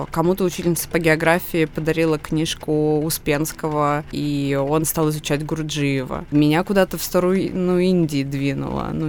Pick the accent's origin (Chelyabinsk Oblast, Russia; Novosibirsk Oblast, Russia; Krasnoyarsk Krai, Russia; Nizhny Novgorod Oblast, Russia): Krasnoyarsk Krai, Russia; Krasnoyarsk; moved away; мы ехали из Красноярска, откуда все мы родом